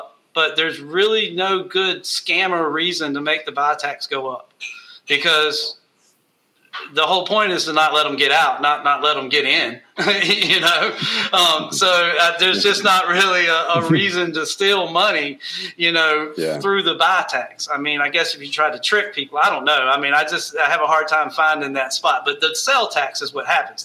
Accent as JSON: {"language": "English", "country": "United States", "said": "we're all from the United States"}